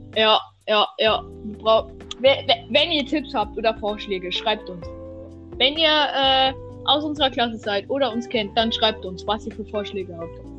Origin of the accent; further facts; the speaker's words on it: Germany; Wir sind Deutsche. Deutsche Kartoffeln